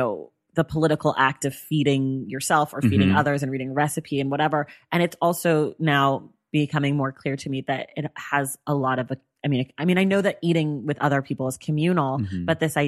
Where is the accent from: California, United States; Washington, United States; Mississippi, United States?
California, United States; Bay Area; we're from the Bay Area